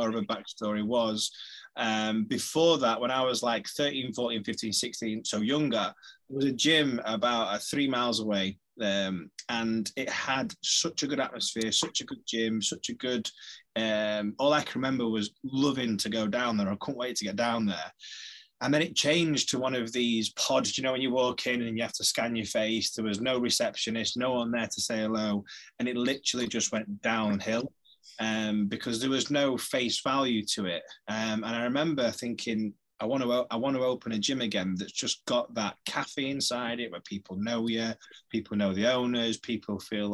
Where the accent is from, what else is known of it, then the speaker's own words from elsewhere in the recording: Sheffield, Yorkshire and the Humber, United Kingdom; From Yorkshire. We're from Yorkshire, Sheffield, so that's part of our vocab.